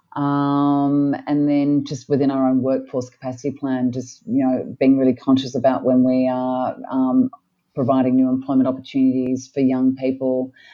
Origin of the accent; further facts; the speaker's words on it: Australia; moved away as an adult; also born or lived in Melbourne, Australia / Sydney, Australia; now in Cairns, Australia; I had a pretty privileged life growing up in Melbourne and Sydney